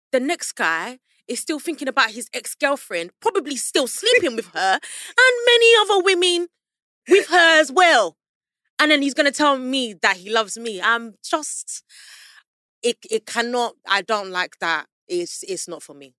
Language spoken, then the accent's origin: English; London, United Kingdom; also born or lived in Peckham, London; I'm from South London, Southwest. So, close to Central